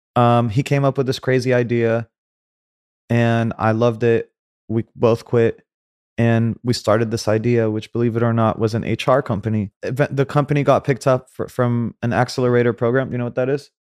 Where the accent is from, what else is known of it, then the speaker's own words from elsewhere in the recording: Saudi Arabia; moved away; also born or lived in Cairo, Egypt; I was born in Cairo. I grew up in Saudi.